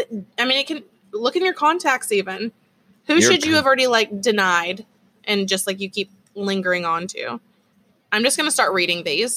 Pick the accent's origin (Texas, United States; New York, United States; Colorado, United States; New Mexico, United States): Texas, United States; accent: Texas; I'm still learning Espanol. So I would like to end up, I'm sure I'm never going to be fluent in that because my Texas accent is way too strong